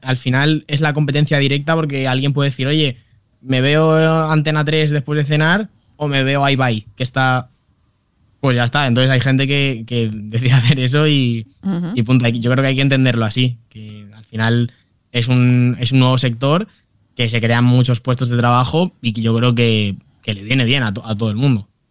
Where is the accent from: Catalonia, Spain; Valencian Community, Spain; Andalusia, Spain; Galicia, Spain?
Valencian Community, Spain; Valencia; nací en Valencia eh, el 29 de octubre de 1997